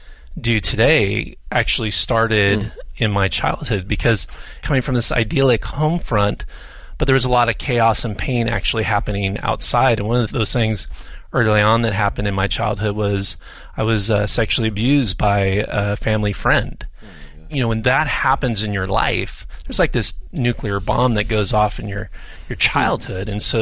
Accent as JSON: {"language": "English", "region": "California", "country": "United States", "tie": "born or raised there", "said": "I'm a Southern California native. I can't be far from the ocean."}